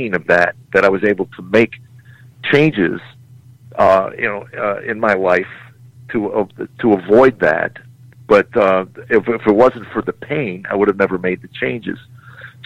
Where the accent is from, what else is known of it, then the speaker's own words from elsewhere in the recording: Chicago, Illinois, United States; She goes, where'd you grow up? I said, Chicago